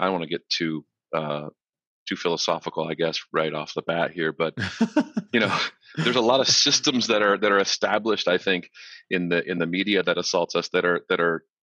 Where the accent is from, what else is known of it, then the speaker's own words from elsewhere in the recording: Florida, United States; also born or lived in Lompoc, California; So we moved from Southern Cal to Florida so that he could continue working on the space shuttle program. And I grew up kind of ish here, came of age here